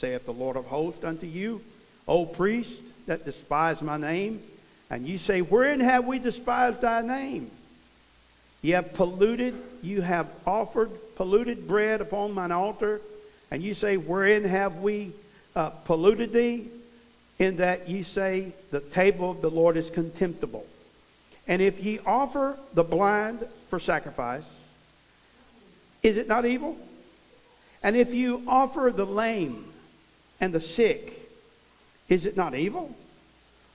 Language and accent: English; Missouri, United States; I come from Missouri